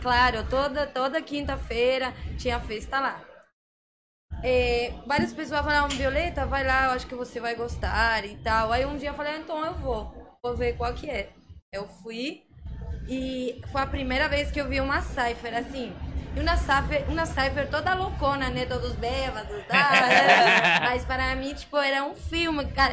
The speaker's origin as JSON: {"language": "Portuguese", "country": "Argentina", "also_born_or_lived": "São Paulo, Brazil", "second_language": "Portuguese", "moved": "as an adult", "lives_now": "Rio de Janeiro, Brazil", "said": "eu sou argentina, mas como falava, moro aqui há mais de quatro anos, quase cinco anos."}